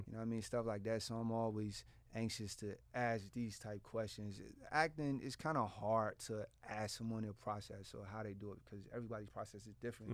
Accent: Portsmouth, Virginia, United States; I'm from Portsmouth. Like, this is, this is, I grew up around this

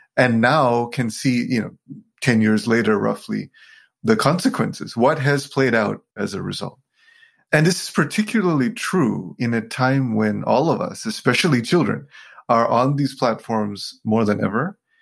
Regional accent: Sri Lanka; I was born in Sri Lanka to a very Buddhist family.

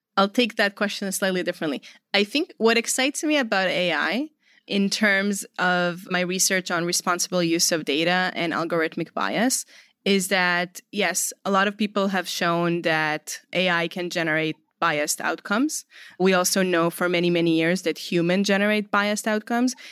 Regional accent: Israel; moved away; I'm originally from Israel.

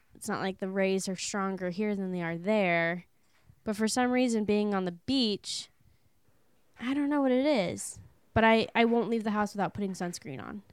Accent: California, United States; we're coming from California

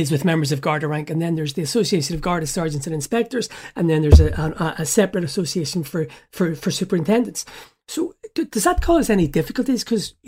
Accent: Belfast, Northern Ireland, United Kingdom; moved away as an adult; now in Dublin, Ireland; I grew up in North Belfast throughout the whole of the Troubles.

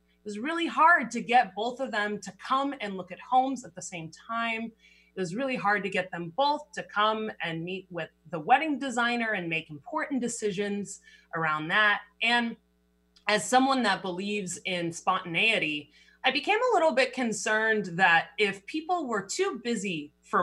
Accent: Berkeley, California, United States; moved away as an adult; also born or lived in Boulder, Colorado; now in Seattle, United States; I grew up in Berkeley, California, went to school at Boulder

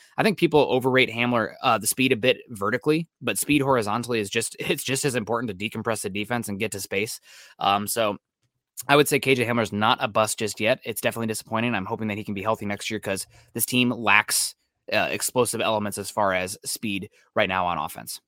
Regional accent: Iowa, United States; moved away; my hometown in Iowa

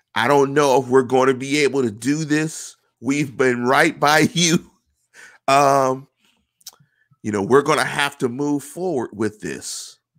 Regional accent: Pittsburgh, Pennsylvania, United States; I'm from Pittsburgh.

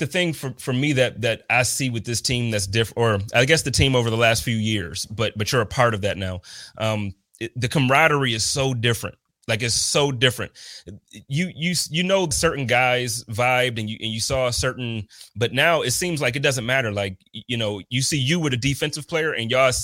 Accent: Buffalo, New York, United States; being born and raised in Buffalo

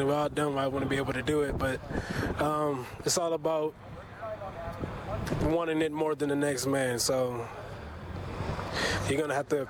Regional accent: South Carolina, United States; Mom plays in South Carolina.

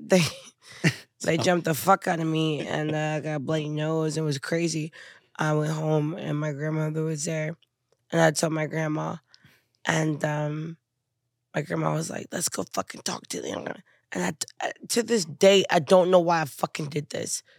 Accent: Houston, Texas, United States; I'm from Houston

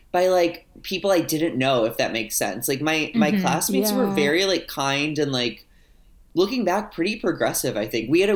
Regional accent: St. Louis, Missouri, United States; moved away as an adult; now in Los Angeles, United States; I grew up in Missouri, which is like definitely like the Bible Belt, the Midwest. Yeah, it's but I grew up in St. Louis

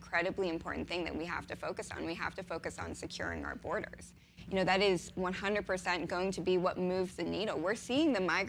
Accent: Pittsburgh, Pennsylvania, United States; moved away; also born or lived in New York; I'm originally from Pittsburgh.

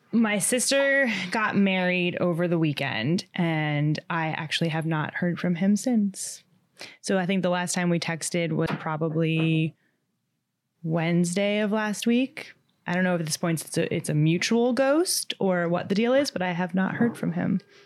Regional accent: Long Island, New York, United States; moved away as an adult; now in Manhattan, United States; I am from Long Island. I live in the city now, in Manhattan

